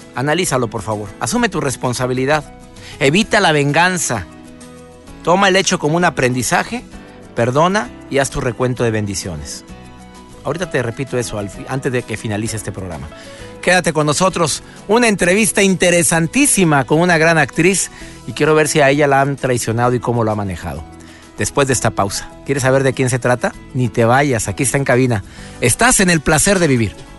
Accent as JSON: {"language": "Spanish", "town": "Monterrey", "region": "Nuevo León", "country": "Mexico", "tie": "born or raised there", "said": "mi querido Monterrey, de donde soy originario."}